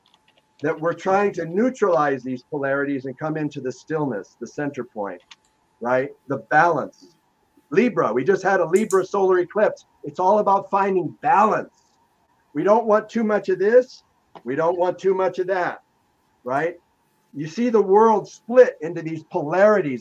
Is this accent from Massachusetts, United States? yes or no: no; Los Angeles, California, United States; I grew up in Los Angeles